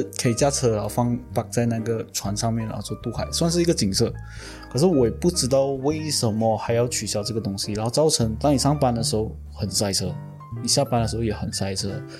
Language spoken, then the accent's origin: Chinese; Penang, Malaysia; 有有，我是槟城人嘛，我知道他甚至在这个时候，他们也是有做治安队在桥上巡逻